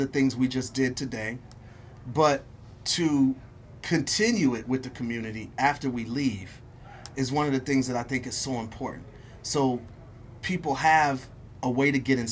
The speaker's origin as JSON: {"language": "English", "town": "Milwaukee", "region": "Wisconsin", "country": "United States", "said": "I'm from Milwaukee"}